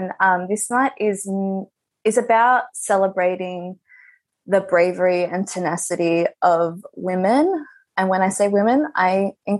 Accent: Melbourne, Victoria, Australia; I am on Wurundjeri country, which is a part of Melbourne. I've been here my whole life.

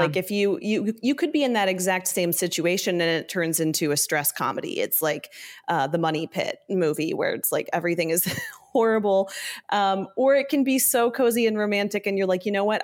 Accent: Ohio and Northern Kentucky, Midwest, United States; also born or lived in Southern California; I grew up mostly in the Midwest, um, in Ohio and Northern Kentucky

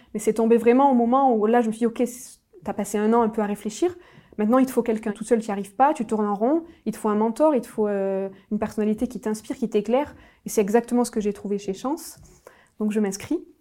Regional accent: Nîmes, Occitania, France; je suis originaire euh, du sud de la France, de Nîmes plus précisément

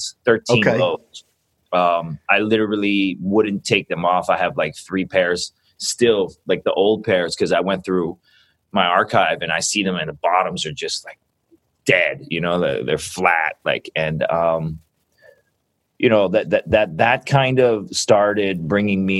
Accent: Vancouver, British Columbia, Canada; grew up in Vancouver, kind of, you know, just because I'm Canadian

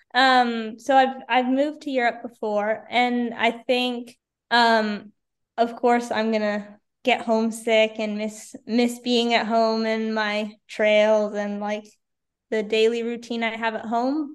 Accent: Victoria, British Columbia, Canada; in Victoria this year was also pretty awesome, just because it's my hometown

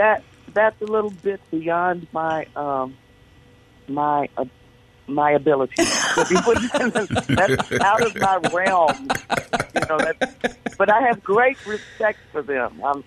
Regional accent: Jackson, Mississippi, United States; born or raised there; moved away

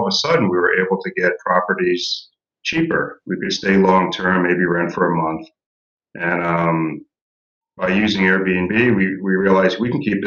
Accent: Philadelphia, Pennsylvania, United States; moved away as an adult; We are from Philadelphia originally, Philadelphia, Pennsylvania in the U.S

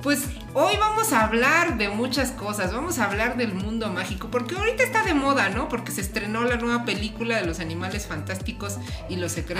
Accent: Mexico City, Mexico; nosotros somos aquí de la Ciudad de México

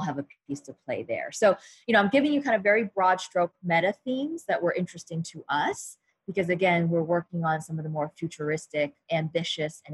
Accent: New York, United States; I am from New York. I have family and friends and network here

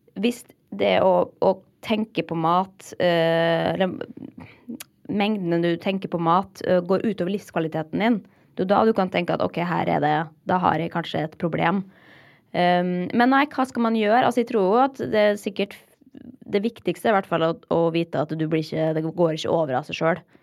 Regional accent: Molde, Møre og Romsdal, Norway; moved away as an adult; also born or lived in Oslo; da jeg flytta fra Molde da, etter videregående

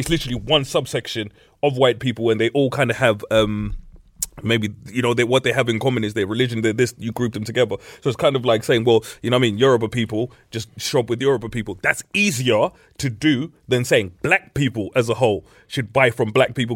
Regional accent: Middlesbrough, North East England, United Kingdom; growing up in Middlesbrough

